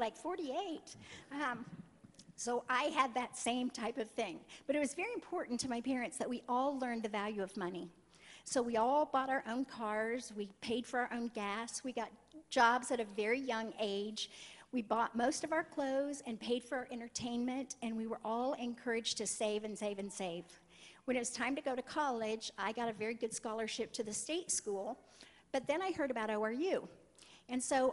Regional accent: Kansas, United States; I'm from Kansas.

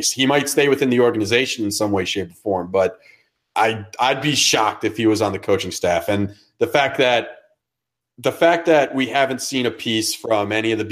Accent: Connecticut, United States; I grew up in Connecticut

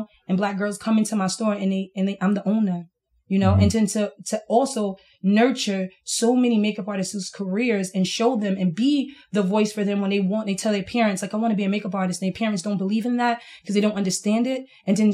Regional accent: New York City, New York, United States; I'm from Brooklyn. I'm from East New York

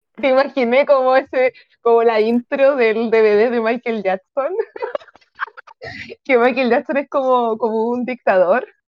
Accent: Chile; yo soy de Chile.

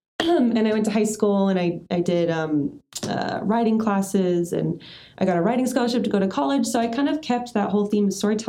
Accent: Australia; now in United States; Life's too short. I'm originally from Australia. I moved back to America

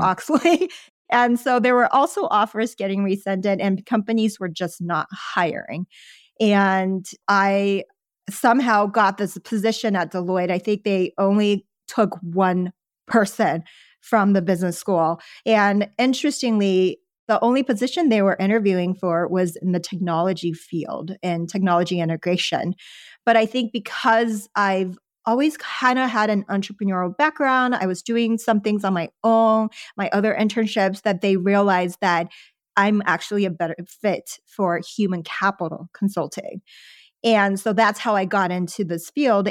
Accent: Houston, Texas, United States; English is a second language; moved away as an adult; also born or lived in Los Angeles; I grew up in Houston and then later Sherwin

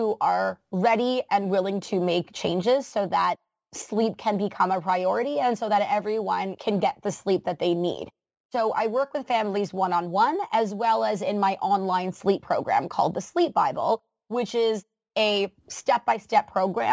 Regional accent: Canada; as a Canadian

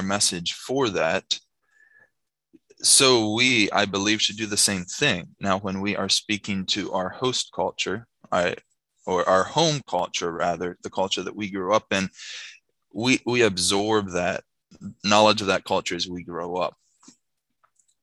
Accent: Shippensburg, Pennsylvania, United States; moved away as an adult; now in Mexico; I was born and raised in Shippensburg, Pennsylvania

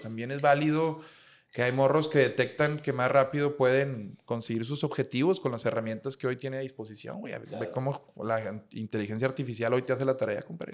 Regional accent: Monterrey, Nuevo León, Mexico; somos regios

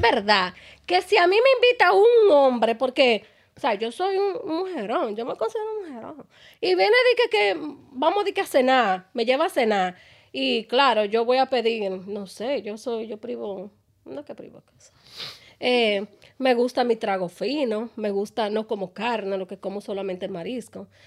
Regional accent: Dominican Republic; moved away; Yo soy dominicana

